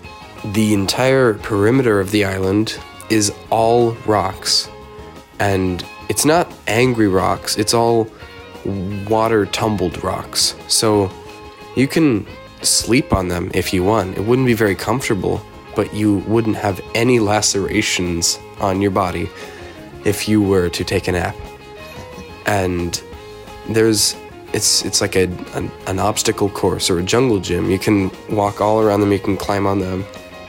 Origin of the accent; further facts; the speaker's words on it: Portland, Oregon, United States; Well, I'm visiting from my hometown, Portland, Oregon, way on the opposite side of the states.